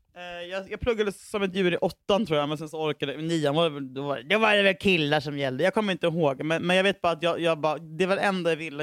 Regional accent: Huddinge, Stockholm County, Sweden; jag var från Huddinge

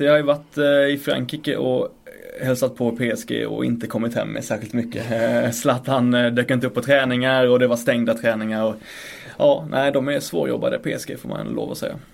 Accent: Blekinge, Sweden; now in Stockholm, Sweden; Jag kommer ju från äh, Blekinge. Så jag kommer inte från Storsvenskan här uppe i Stockholm.

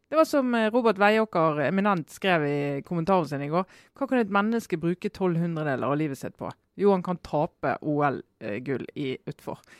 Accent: Western Norway, Norway; now in Oslo, Norway; Men jeg kommer jo fra Vestlandet, og vi har jo liksom hørt om denne her eh, legendariske marka i Oslo.

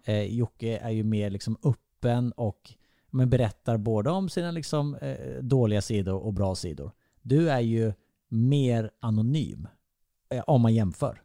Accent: Vessigebro, Halland County, Sweden; moved away; jag är uppvuxen i Vessigebro

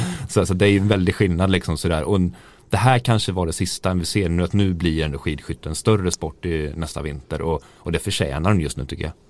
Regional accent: Sweden; jag var liksom enda svensk

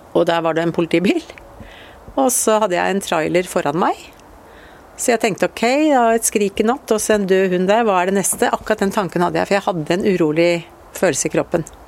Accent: Ørje, Østfold, Norway; Vi flytta hit opp da jeg var ti år

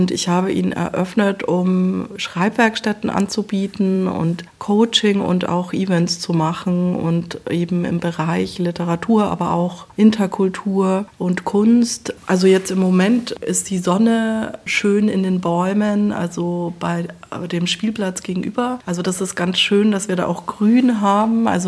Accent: Eichstätt, Bavaria, Germany; also born or lived in Leipzig / Berlin / Hildesheim; now in Dresden, Germany; also ich bin ja aufgewachsen in, bei Eichstätt, also in Bayern, bin quasi, ja Süddeutschland ist eher meine Heimat, aber ich bin auch also schon sehr früh nach nach Leipzig gekommen.

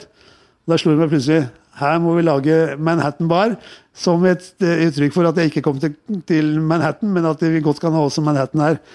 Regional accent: Oslo, Norway; I oppveksten min på Tøyen, altså, jeg vil jo si det at det, eh, det er veldig viktig å liksom eh

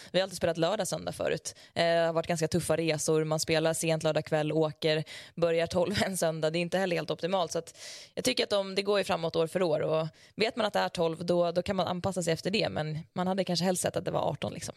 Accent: Leksand, Dalarna County, Sweden; also born or lived in Tällberg; kommer jag ju från Leksand

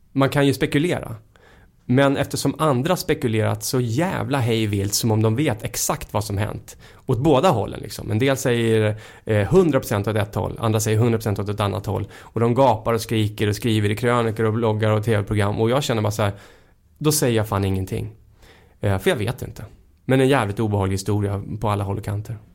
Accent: Hemmesta, Stockholm County, Sweden; moved away as an adult; also born or lived in Hammarby; Jag växte upp då ute i Hemmestad

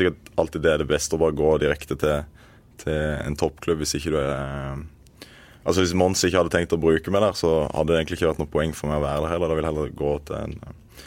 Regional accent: Øyslebø, Agder, Norway; moved away as an adult; also born or lived in Oslo; Jeg er født og oppvokst i Marendal kommune, på et eh, bitte lite sted som heter Øyslebø

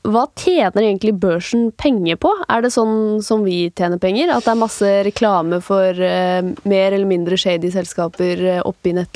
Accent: Norway; selv om jeg er norsk, så kan jeg handle på utenlandske børser?

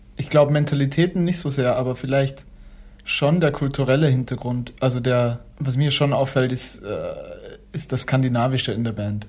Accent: Austria; Österreich zum Beispiel, da wo ich herkomme

